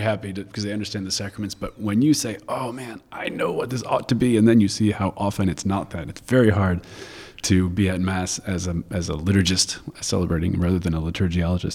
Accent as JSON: {"language": "English", "region": "New York", "country": "United States", "said": "I'm from New York, that's how we talk"}